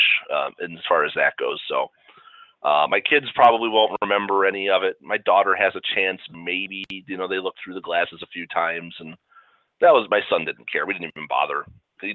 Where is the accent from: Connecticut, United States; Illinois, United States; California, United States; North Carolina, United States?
Illinois, United States; Chicago; when we were in grade school, growing up in Chicago sometime in the early to mid 80s